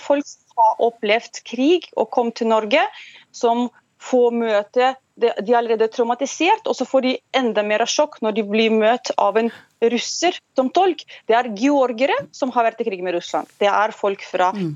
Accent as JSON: {"language": "Norwegian", "country": "Ukraine", "first_language": "Russian", "second_language": "Norwegian", "moved": "yes", "lives_now": "Norway", "said": "Jeg kommer fra russisktalende by. Jeg, mitt morsmål er russisk, og så har jeg lært ukrainsk"}